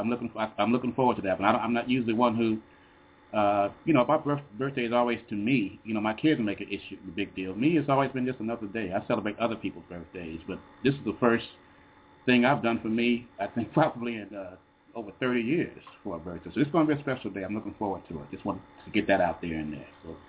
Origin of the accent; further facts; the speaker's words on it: Chicago, Illinois, United States; I'm from Chicago. I went to South Shore.